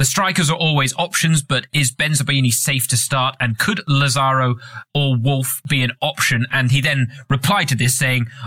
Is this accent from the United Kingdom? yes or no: yes; England, United Kingdom; as an Englishman